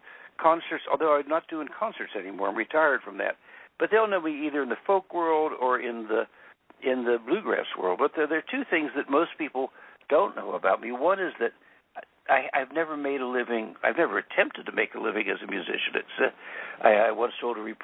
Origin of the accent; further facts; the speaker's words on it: Central Pennsylvania, United States; I was born in Central Pennsylvania, on the edge of the anthracite fields